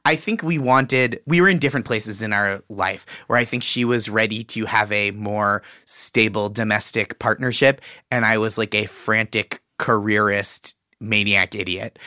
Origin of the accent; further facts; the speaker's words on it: Boston, Massachusetts, United States; I'm from Boston